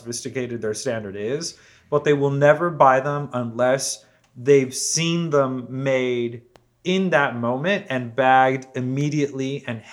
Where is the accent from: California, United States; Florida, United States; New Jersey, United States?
California, United States; San Diego; moved away as an adult; also born or lived in Mexico City / Berkeley; now in Los Angeles, United States; the neighborhoods that I grew up in San Diego